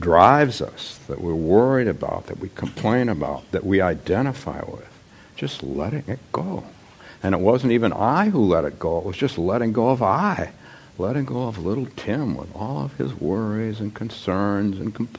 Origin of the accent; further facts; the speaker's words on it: Palo Alto, California, United States; moved away; also born or lived in Menlo Park / Atherton; When I was growing up in Palo Alto and Menlo Park and Atherton